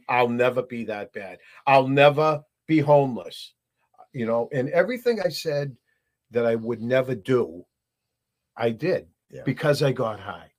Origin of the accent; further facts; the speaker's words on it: Burlington, Massachusetts, United States; I grew up in Burlington, Mass